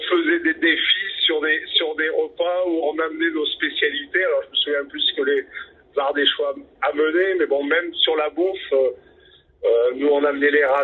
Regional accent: Drôme, Auvergne-Rhône-Alpes, France

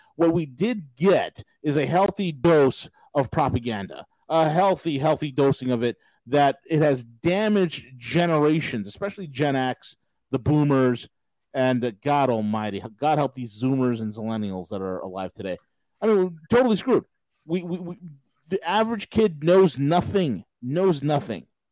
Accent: United States; growing up in America

